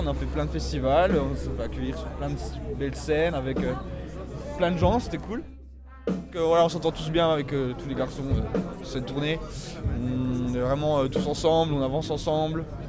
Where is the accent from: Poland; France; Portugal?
France; Bourgogne-Franche-Comté; accent: Franche-Comté; Je viens de Franche-Comté, ça s'entend à mon accent, je pense